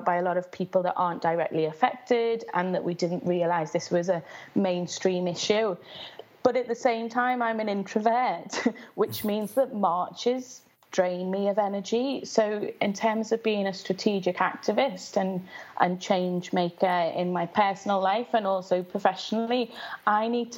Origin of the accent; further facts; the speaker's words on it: Liverpool, North West England, United Kingdom; I grew up in West Everton, which is a very low-income area in Liverpool, in the 80s